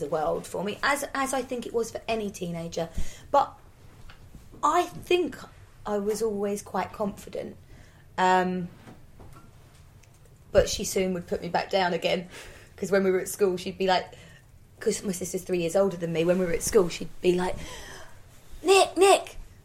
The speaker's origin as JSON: {"language": "English", "area": "Norfolk", "region": "East of England", "country": "United Kingdom", "said": "we're from Norfolk"}